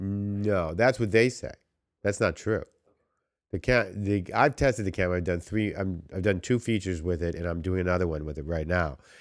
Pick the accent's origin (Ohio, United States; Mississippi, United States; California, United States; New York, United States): New York, United States; now in Los Angeles, United States; we're all from New York